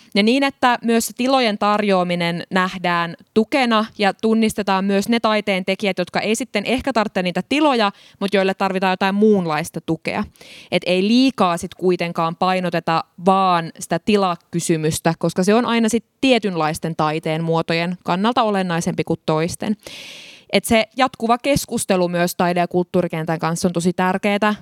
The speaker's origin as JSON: {"language": "Finnish", "town": "Tampere", "region": "Pirkanmaa", "country": "Finland", "tie": "born or raised there", "said": "Mä oon Hervannasta kotoisin"}